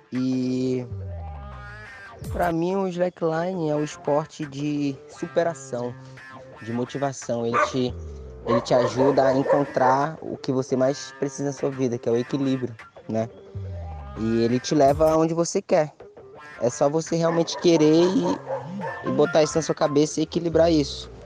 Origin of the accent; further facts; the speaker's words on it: Jericoacoara, Ceará, Brazil; na minha terra natal, em Jericoacoara